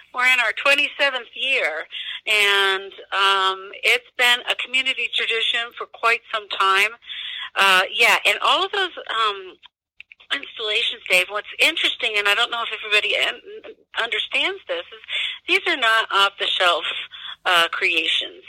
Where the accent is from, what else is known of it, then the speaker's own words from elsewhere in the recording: Midwest, United States; also born or lived in Denver, Colorado; now in Pueblo, United States; I'm originally from the Midwest, if you were going to ask, and I'm from a, a, a town that's similar in demographics to Pueblo